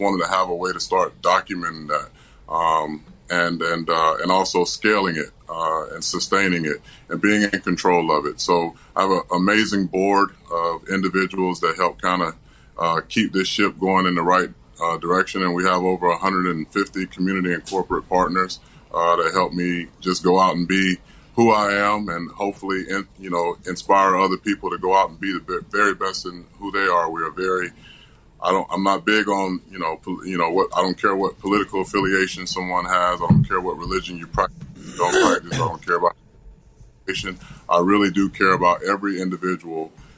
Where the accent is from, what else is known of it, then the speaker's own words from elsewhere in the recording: Tampa, Florida, United States; my hometown of Tampa, Florida